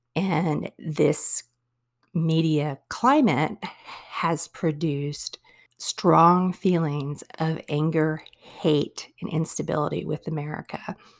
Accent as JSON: {"language": "English", "country": "United States", "said": "as American people"}